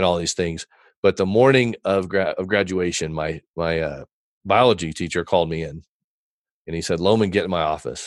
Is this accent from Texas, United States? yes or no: yes; Texas, United States; born or raised there; also born or lived in Fort Wayne, Indiana